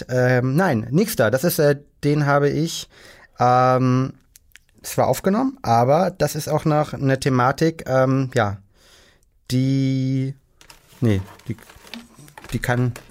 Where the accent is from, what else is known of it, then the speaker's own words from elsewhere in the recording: Rosenheim, Bavaria, Germany; Als Bayer weiß man das natürlich, dass ein Unterschied ist halt, ja. Also genau, also in einem kleinen Vorort äh, vor äh, München, in Rosenheim.